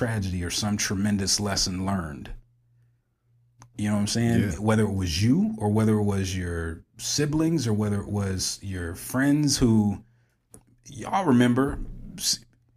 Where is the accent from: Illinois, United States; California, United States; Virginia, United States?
Illinois, United States; Springfield; we all share that common bond growing up in Springfield, Illinois, right? Because we grew up in a village